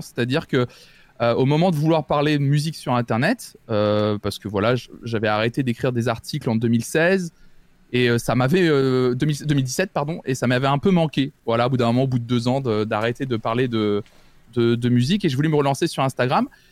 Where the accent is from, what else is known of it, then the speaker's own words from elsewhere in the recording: Tours, Centre-Val de Loire, France; je suis né, j'ai grandi à Tours, dans ma, dans, ma, campagne